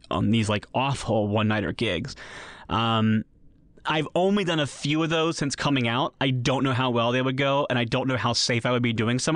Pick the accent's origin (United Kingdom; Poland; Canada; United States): United States; Columbus, Ohio; now in California, United States; Columbus, Ohio, my hometown, is a pretty liberal city